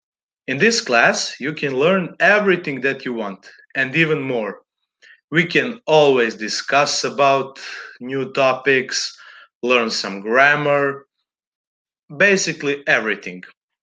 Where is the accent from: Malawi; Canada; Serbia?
Serbia; Belgrade; English is a second language; I'm from Belgrade, Serbia. I'm currently studying law at the University of Belgrade